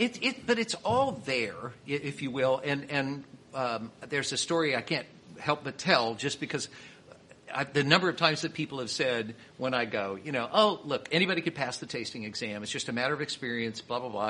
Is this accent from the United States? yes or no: yes; Kansas City, Missouri, United States; I'm from Kansas City.